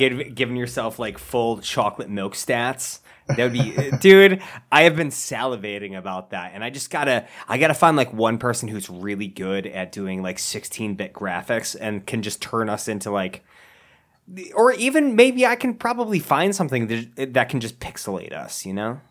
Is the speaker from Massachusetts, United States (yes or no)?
yes; Massachusetts, United States; I live in Massachusetts, but I live on the other side of Massachusetts. We're like, whenever somebody hears I'm from Massachusetts